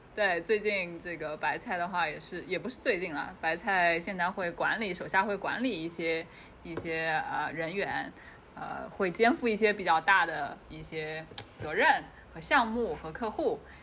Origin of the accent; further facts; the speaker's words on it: China; 我说，哦，中国来的